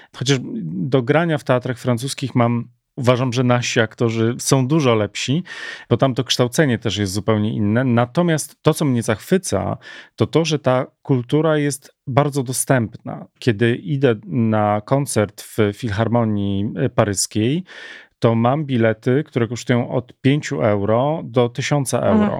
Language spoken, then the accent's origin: Polish; Warsaw, Masovian Voivodeship, Poland; tak jak u nas w Warszawie